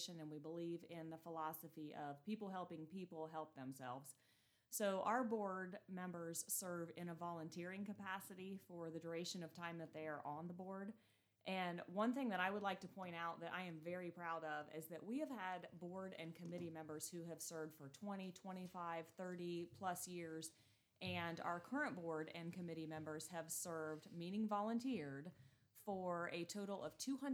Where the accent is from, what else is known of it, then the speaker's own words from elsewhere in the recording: Kenton, Ohio, United States; I was born and raised here in Hardin County. Graduated from Kenton High School in 1996